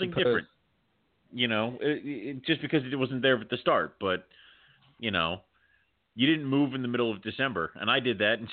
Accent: Scotland, United Kingdom; No, I'm Scottish.

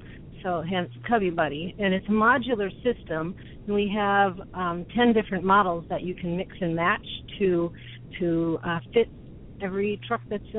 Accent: Minnesota, United States; Right now, we are in California, and but we are from Minnesota.

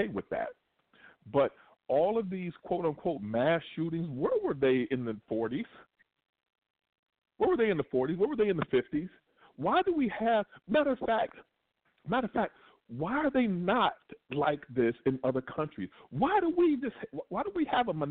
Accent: Kentucky, United States; moved away; when I was in Kentucky, which is my hometown

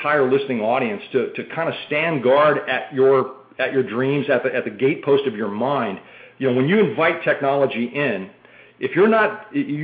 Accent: boyhood home of Walt Disney, Midwest, United States; also born or lived in Boston; now in Austin, United States; I grew up in the Midwest in the boyhood home of Walt Disney

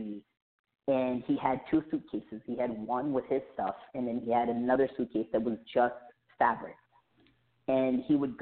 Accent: Fayetteville, North Carolina, United States; first language a local dialect of India; English is a second language; moved away; I actually grew up in a small military town called Fayetteville, North Carolina

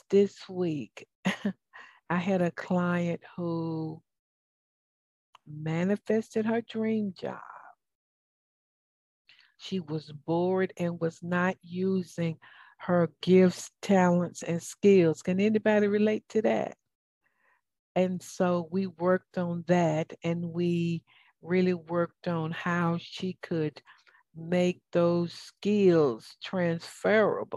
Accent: the South, United States; accent: southern; now in Atlanta, United States; my southern accent.

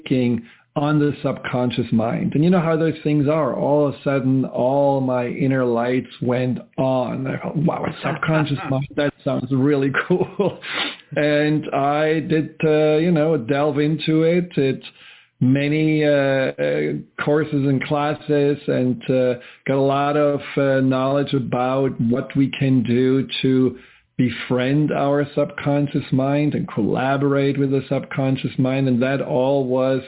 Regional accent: Germany; moved away; where I grew up in Germany

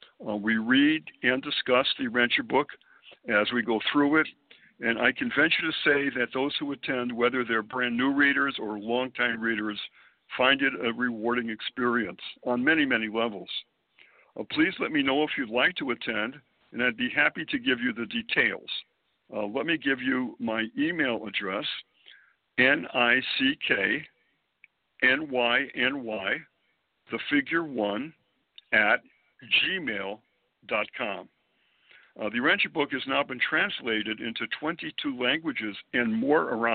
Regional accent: Springfield, Massachusetts, United States; born or raised there; moved away as an adult; also born or lived in Boston, Massachusetts; now in New York City, United States

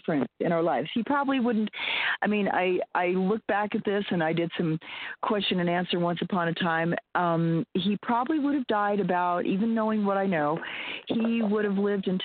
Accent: Wyoming, United States; I grew up in Wyoming

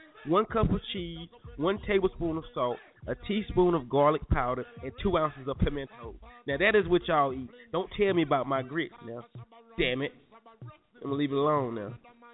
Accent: New York City, New York, United States; I eat grits, and I'm from Manhattan.

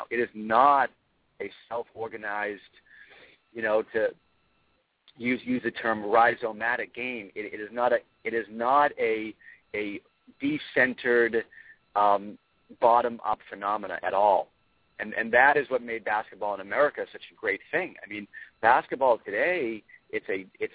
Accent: Braintree, Massachusetts, United States; I grew up in Braintree

